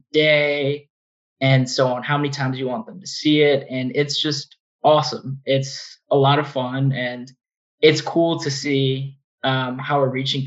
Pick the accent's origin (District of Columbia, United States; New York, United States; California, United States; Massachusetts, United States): District of Columbia, United States; Washington; moved away as an adult; also born or lived in Boston; born and raised in the Washington, D.C. area